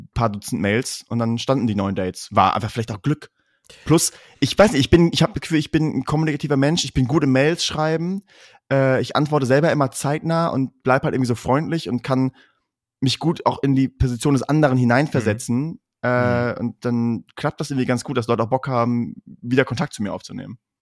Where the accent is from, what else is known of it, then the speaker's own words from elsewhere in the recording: Münster, North Rhine-Westphalia, Germany; wir sind aus Münster